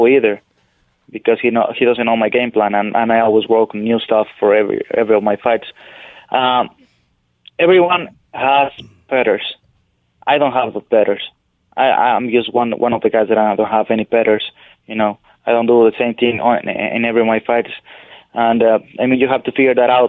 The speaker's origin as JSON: {"language": "English", "town": "Parral", "region": "Chihuahua", "country": "Mexico", "tie": "born or raised there", "also_born_or_lived": "Ciudad Juárez", "moved": "yes", "said": "I grew up in Parral, Chihuahua, in Mexico"}